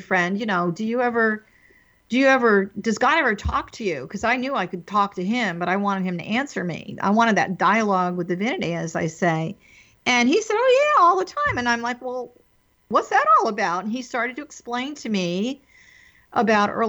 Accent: East Coast, United States; I was raised on the East Coast in a very traditional Catholic religion

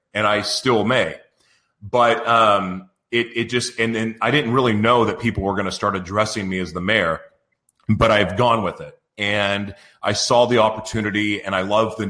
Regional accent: Oklahoma City, Oklahoma, United States; moved away as an adult; now in San Diego, United States; I grew up in Oklahoma, Oklahoma City, Oklahoma

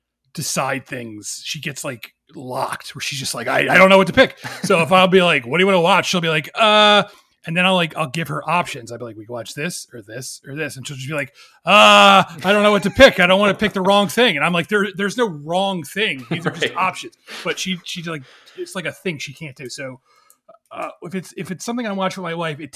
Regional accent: Philadelphia, Pennsylvania, United States; I'm from Philadelphia

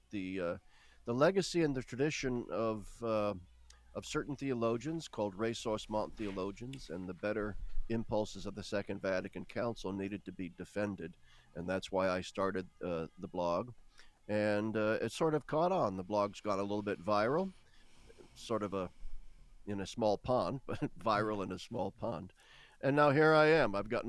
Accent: Nebraska, United States; I was born in the American Midwest, in the American agricultural state of Nebraska, a very rural area. And I grew up 1960s, 1970s kind of Catholic

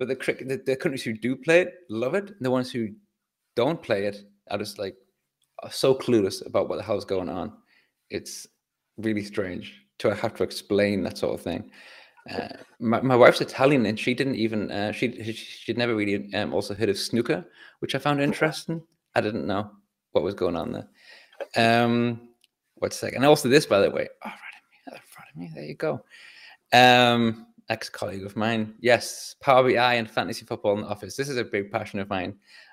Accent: England, United Kingdom; I'm English.

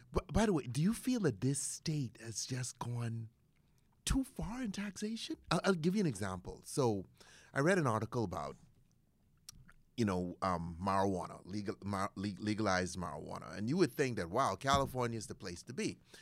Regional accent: Bahamas; now in United States; I was born in the Bahamas

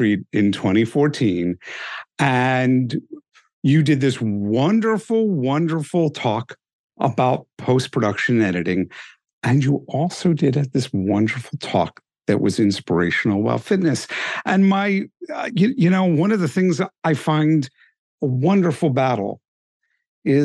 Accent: Philadelphia, Pennsylvania, United States; moved away as an adult; now in Delaware, United States; I'm originally a Philadelphian.

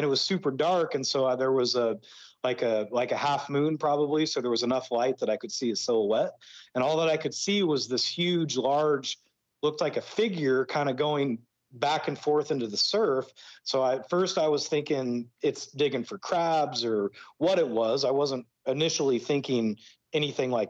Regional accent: Brush Prairie, Washington, United States; moved away as an adult; also born or lived in Pacific Northwest / Idaho; now in Mexico; I was raised in Brush Prairie, Washington

